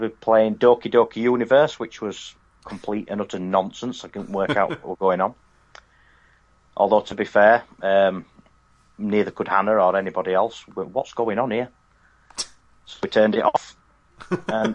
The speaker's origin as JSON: {"language": "English", "region": "Yorkshire and the Humber", "country": "United Kingdom", "said": "I'm a Yorkshireman."}